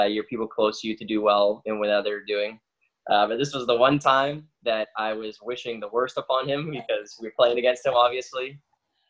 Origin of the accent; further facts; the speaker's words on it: Peterborough, Ontario, Canada; moved away; I grew up in a smaller city in Ontario called Peterborough.